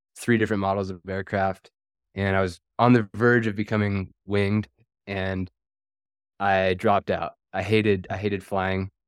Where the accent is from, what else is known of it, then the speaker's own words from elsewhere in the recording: Washington, United States; I'm originally from Washington State.